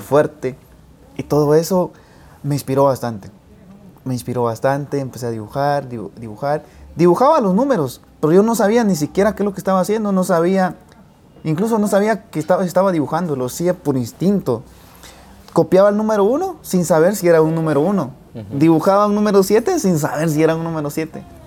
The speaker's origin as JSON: {"language": "Spanish", "area": "Boca Costa", "region": "San Marcos", "country": "Guatemala", "tie": "born or raised there", "said": "soy del departamento de San Marcos. Soy de la Boca Costa, de una finca cafetalera."}